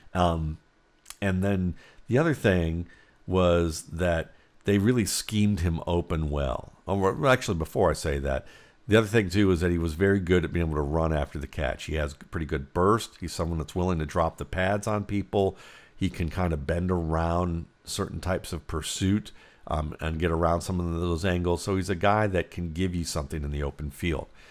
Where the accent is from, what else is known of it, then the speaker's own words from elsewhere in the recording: Cleveland, Ohio, United States; growing up in Cleveland, Ohio.